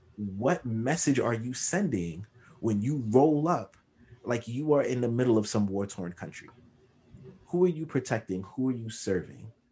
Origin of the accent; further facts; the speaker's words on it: New York City, New York, United States; Growing up in Crown Heights, we knew everybody on our block and the next block over.